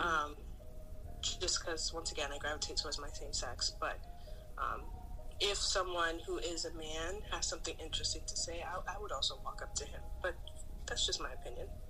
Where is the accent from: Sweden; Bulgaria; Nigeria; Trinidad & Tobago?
Nigeria; moved away; as a Nigerian